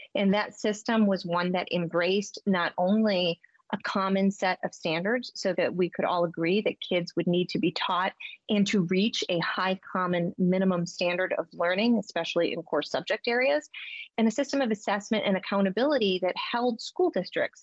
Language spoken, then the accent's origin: English; Massachusetts, United States; my home state